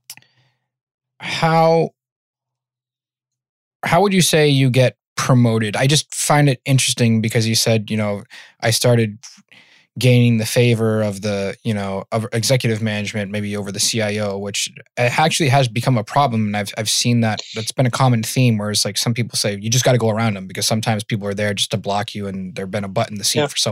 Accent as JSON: {"language": "English", "town": "Worcester", "region": "Massachusetts", "country": "United States", "said": "I'm from Worcester, Massachusetts"}